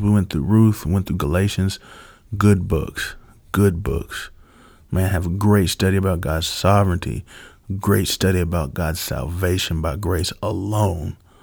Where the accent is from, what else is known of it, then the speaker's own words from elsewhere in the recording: United States; as an American